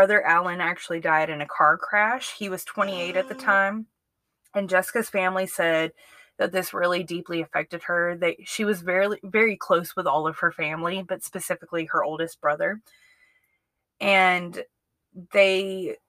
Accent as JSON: {"language": "English", "town": "Jackson", "region": "Mississippi", "country": "United States", "tie": "born or raised there", "moved": "yes", "lives_now": "Alabama, United States", "said": "I grew up around Jackson, Mississippi for most of my life"}